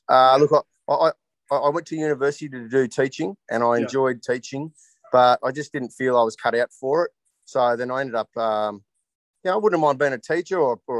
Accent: Canberra, Australian Capital Territory, Australia; moved away as an adult; now in Ballina, Australia; I'm born and bred in Canberra. I left Canberra about 22 years of age to 23, sorry, to join the police.

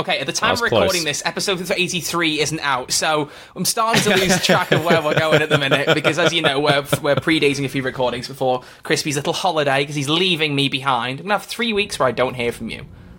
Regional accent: Yorkshire and the Humber, United Kingdom; I don't know why I'm from Yorkshire.

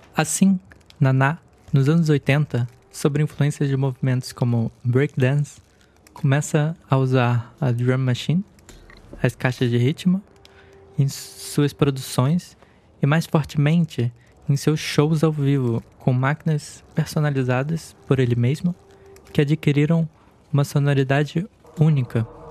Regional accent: Niterói, Rio de Janeiro, Brazil; Eu nasci em Niterói, no Rio de Janeiro

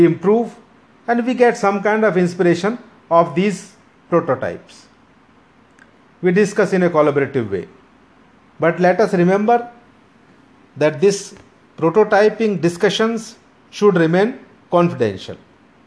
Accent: Meerut, Uttar Pradesh, India; moved away; I come from Meerut

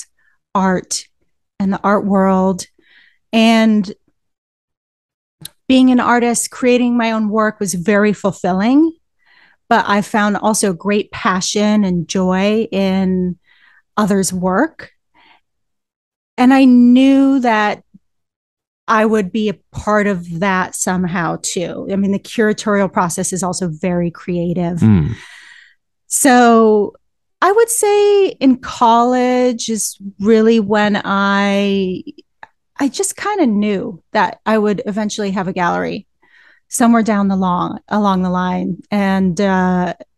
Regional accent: Santa Fe, New Mexico, United States; I grew up in Santa Fe, New Mexico

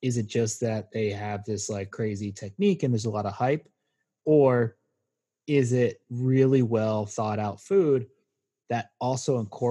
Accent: Maryland, United States; where I grew up in Maryland

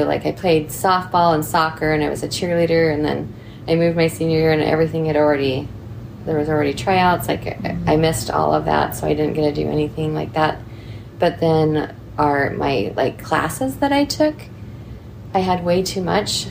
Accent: Salem, Oregon, United States; born or raised there; also born or lived in Salt Lake City, Utah / Ogden, Utah

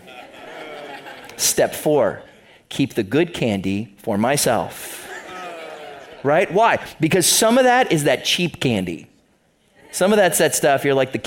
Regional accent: the other side of Ohio, United States; moved away as an adult; now in Toledo, United States; I grew up on the other side of the state, so I'm not from Northwest Ohio

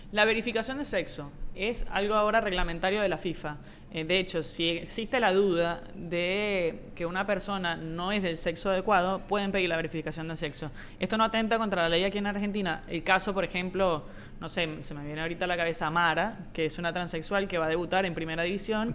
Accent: Caracas, Capital District, Venezuela; yo soy de Caracas

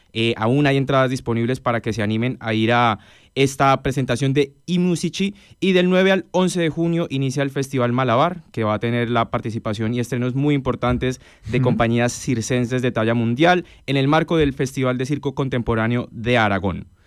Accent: Bogotá, Colombia; moved away as an adult; now in Spain; Bogotá, que la ciudad de donde yo vengo

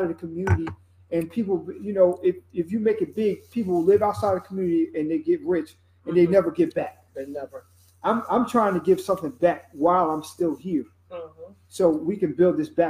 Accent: Trenton, New Jersey, United States; my city that I grew up in. I'm from Trenton. This is my roots. This is my hometown

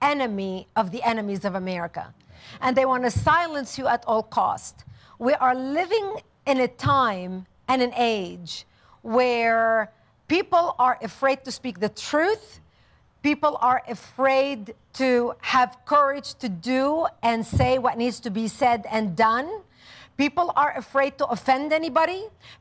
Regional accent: Lebanon; moved away; also born or lived in Israel; I was born and raised in Lebanon

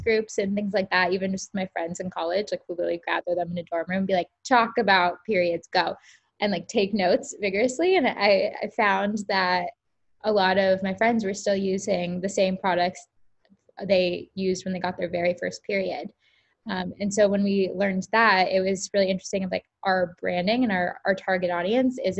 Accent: Tampa, Florida, United States; I grew up in Tampa, Florida

